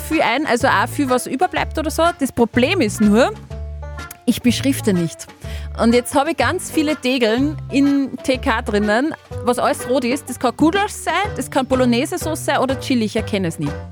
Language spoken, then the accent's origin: German; Austria; wir als Österreicher